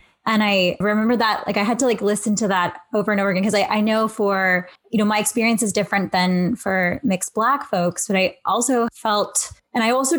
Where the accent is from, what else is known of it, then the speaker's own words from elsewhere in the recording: Canada; So I know I'm Filipino and Canadian